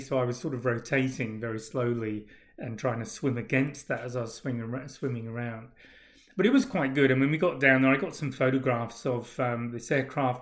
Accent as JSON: {"language": "English", "region": "England", "country": "United Kingdom", "also_born_or_lived": "Australia", "moved": "yes", "said": "being English"}